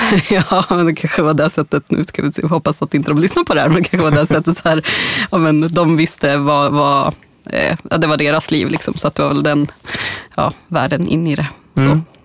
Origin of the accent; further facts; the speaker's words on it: Bollnäs, Gävleborg County, Sweden; moved away; där jag kommer från Bollnäs från ursprungligen